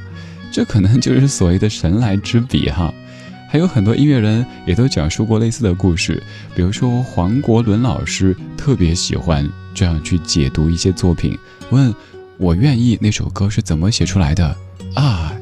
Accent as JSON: {"language": "Chinese", "region": "Sichuan", "country": "China", "tie": "born or raised there", "accent": "Sichuanese", "said": "我家乡话四川话"}